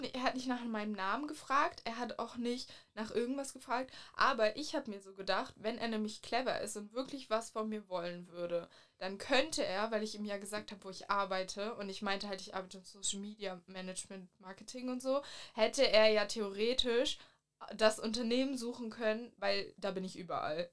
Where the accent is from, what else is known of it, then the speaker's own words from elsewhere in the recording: Mecklenburg-Vorpommern, Germany; moved away; ich komme eigentlich aus Mecklenburg.